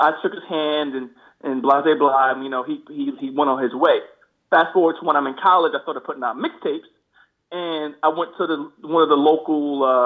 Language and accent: English; Long Island, New York, United States; also born or lived in Queens, New York; So, I was born in Queens, New York. At 9, my parents and I moved out to Long Island.